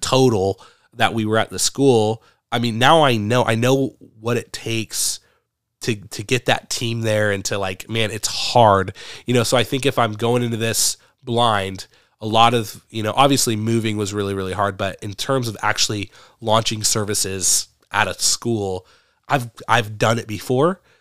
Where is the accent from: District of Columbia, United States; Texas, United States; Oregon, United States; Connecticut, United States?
Oregon, United States; Medford; moved away as an adult; now in Brandon, United States; I grew up in Medford, Oregon